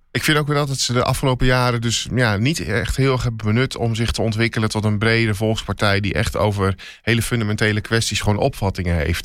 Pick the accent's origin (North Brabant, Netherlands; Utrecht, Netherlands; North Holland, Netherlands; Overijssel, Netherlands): Overijssel, Netherlands; Twente; ik kan het uitspreken als geboren Twentenaar